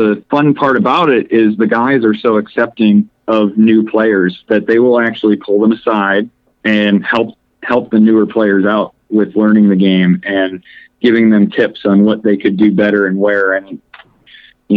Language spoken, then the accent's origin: English; Framingham, Massachusetts, United States; moved away; also born or lived in Minnesota; I'm not from too far away. I grew up around Framingham, Mass